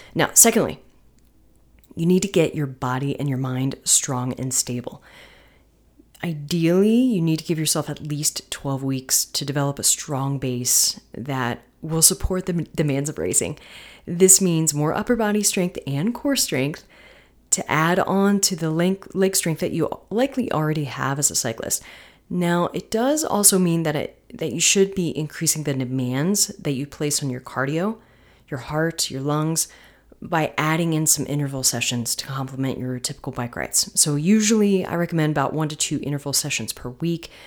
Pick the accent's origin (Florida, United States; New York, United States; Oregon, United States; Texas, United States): Florida, United States; moved away; also born or lived in North Carolina; Florida, where there are no mountains, which is my home state.